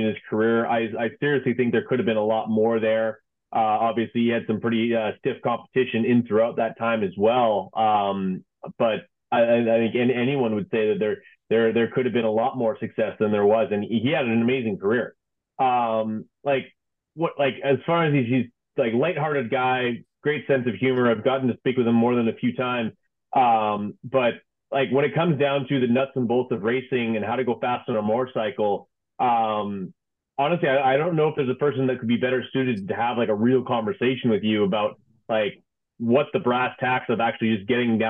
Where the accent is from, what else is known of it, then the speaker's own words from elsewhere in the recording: Canada; I'm Canadian, so like we have two official languages.